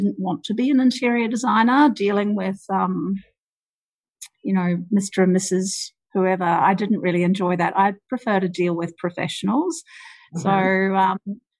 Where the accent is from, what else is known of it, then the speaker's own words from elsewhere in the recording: New Zealand; moved away as an adult; also born or lived in Wellington, New Zealand / United Kingdom; now in Sydney, Australia; I was born in New Zealand, actually, and I grew up there